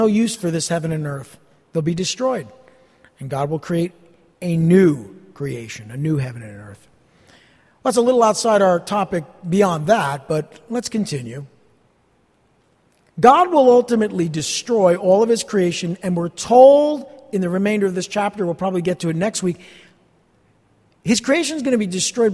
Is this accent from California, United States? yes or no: no; New Jersey, United States; I'm from New Jersey